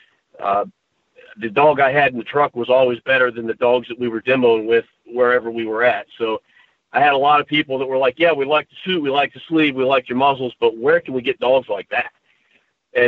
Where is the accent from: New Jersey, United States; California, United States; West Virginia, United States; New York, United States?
West Virginia, United States; when I was pretty young here, growing up in West Virginia